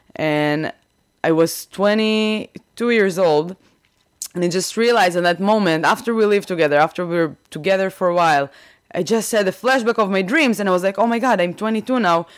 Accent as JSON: {"language": "English", "town": "Rehovot", "region": "Central District", "country": "Israel", "tie": "born or raised there", "also_born_or_lived": "Kfar Yavetz / Tel Aviv", "second_language": "English", "moved": "as an adult", "lives_now": "Boston, United States", "said": "I am from Israel. I grew up in Rehovot."}